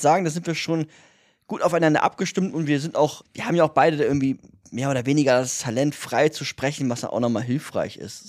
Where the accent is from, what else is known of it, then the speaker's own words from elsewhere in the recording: Bremen, Germany; moved away; wir kommen ja beide aus Bremen